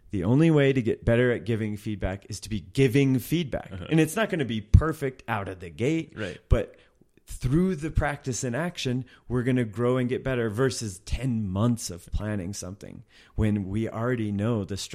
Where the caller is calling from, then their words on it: Munich, Bavaria, Germany; I'm from Munich, Germany.